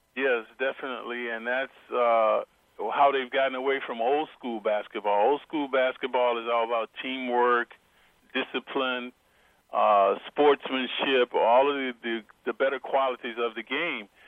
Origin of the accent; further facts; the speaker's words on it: Atlanta, Georgia, United States; I grew up in Atlanta, Georgia